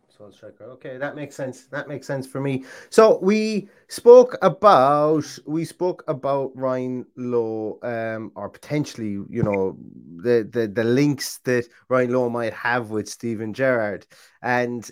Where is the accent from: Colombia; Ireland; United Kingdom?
Ireland; I'm Irish